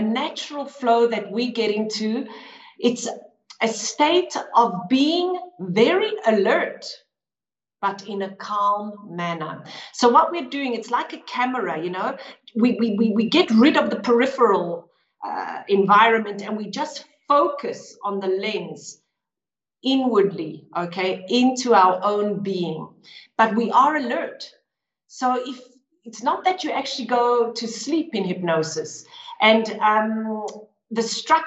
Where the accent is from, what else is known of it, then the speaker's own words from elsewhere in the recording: Johannesburg, Gauteng, South Africa; now in Lugano, Switzerland; I was born in Johannesburg, South Africa. But now I live in the beautiful town of Lugano in Switzerland.